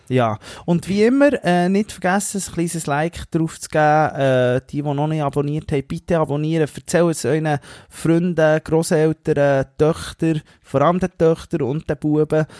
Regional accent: Switzerland; als Schweizer

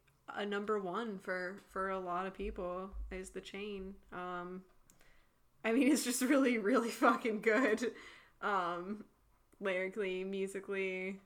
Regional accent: Wales, United Kingdom; And, like, I'm a Welsh person who, like, I identify with this song.

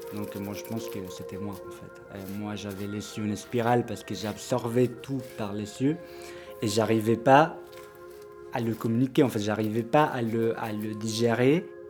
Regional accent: Córdoba, Argentina; French is a second language; moved away as an adult; now in Paris, France; Je viens de l'Argentine, d'une ville qui s'appelle Cordoba.

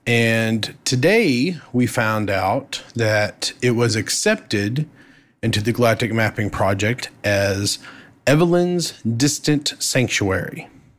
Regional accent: Texas, United States; I'm Texan.

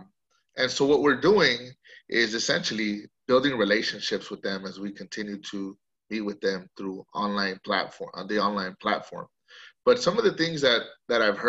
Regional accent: Coachella Valley, California, United States; also born or lived in Santa Cruz, California; I come from the Coachella Valley originally. I was born and raised here

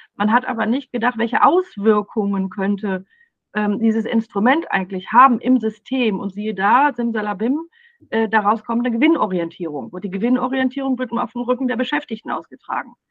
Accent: Ruhr area, North Rhine-Westphalia, Germany; ich komme aus dem Ruhrpott

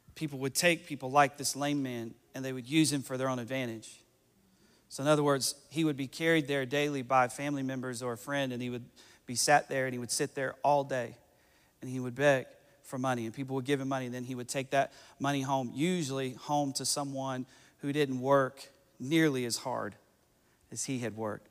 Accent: Johnson City, Tennessee, United States; i said johnson city tennessee

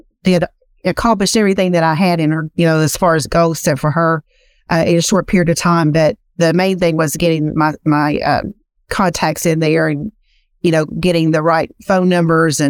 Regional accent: Eastern Kentucky, United States; accent: Southern drawl; I am from Eastern Kentucky, so I have a very Southern drawl. It's not as bad as it was, but it's still there

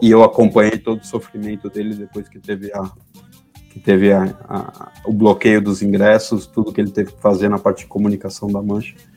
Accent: Argentina; now in Brazil; como torcedor do Boca e como argentino

